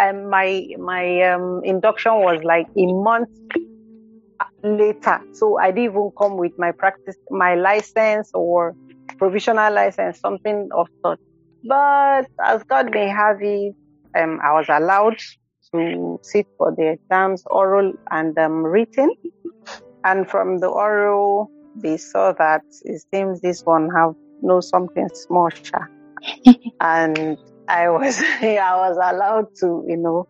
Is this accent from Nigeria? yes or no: yes; Anambra, Nigeria; born or raised there